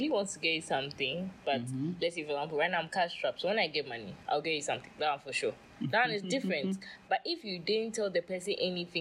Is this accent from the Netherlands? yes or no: no; Nigeria; I'm a Nigerian girl.